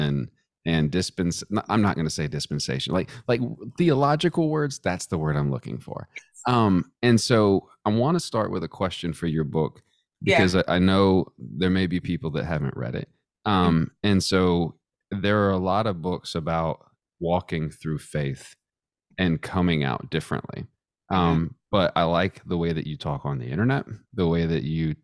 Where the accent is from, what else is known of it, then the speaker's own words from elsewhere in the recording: Texas, United States; now in Charlottesville, United States; I'm from Texas